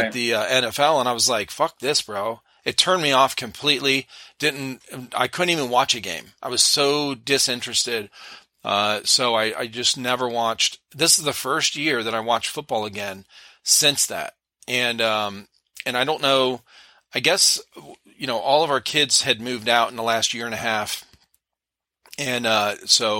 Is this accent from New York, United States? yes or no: no; Akron, Ohio, United States; moved away; we grew up in Akron